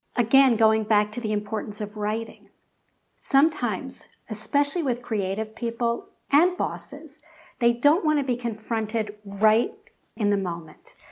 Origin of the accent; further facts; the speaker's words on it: Philadelphia, Pennsylvania, United States; moved away; I'm from Philly